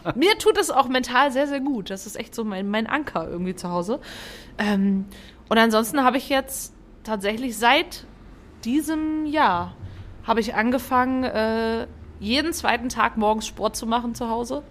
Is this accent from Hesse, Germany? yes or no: yes; Fulda, Hesse, Germany; ich komme ja aus Fulda